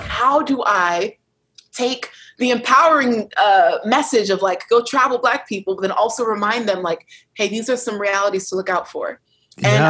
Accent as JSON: {"language": "English", "country": "United States", "said": "I'm American tourist"}